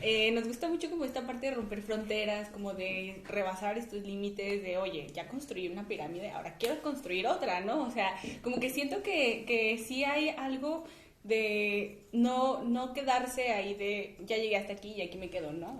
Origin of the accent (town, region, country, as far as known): Mexico